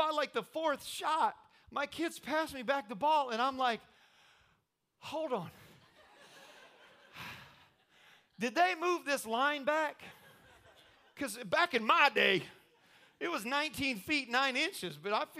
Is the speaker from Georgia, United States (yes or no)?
no; Indiana, United States; I don't know if you know this or not, but I'm from Indiana.